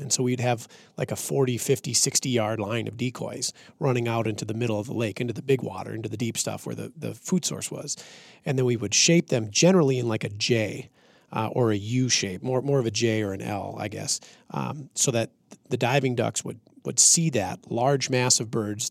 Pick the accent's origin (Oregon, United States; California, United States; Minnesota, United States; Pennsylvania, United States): Minnesota, United States; central; when I was growing up in Minnesota